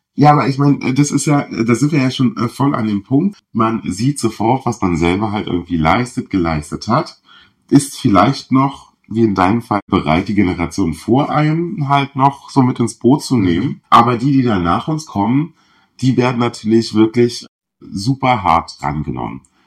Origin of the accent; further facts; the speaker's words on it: southern Brandenburg, Germany; ich komme aus Südbrandenburg, wo sich halt wirklich alle in meiner Klasse